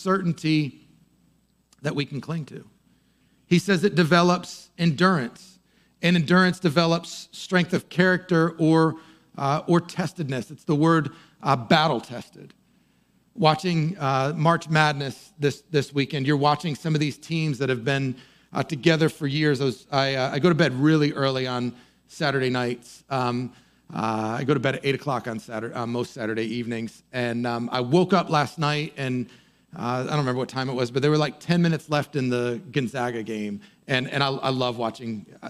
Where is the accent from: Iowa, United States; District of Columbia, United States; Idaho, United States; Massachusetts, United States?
Massachusetts, United States; near Boston; I grew up near Boston